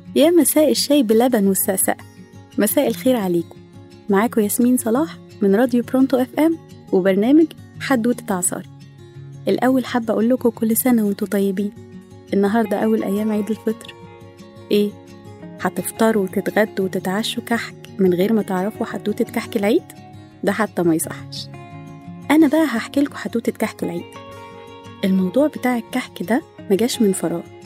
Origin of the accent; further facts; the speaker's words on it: Egypt; وإحنا كمصريين محبين للأكل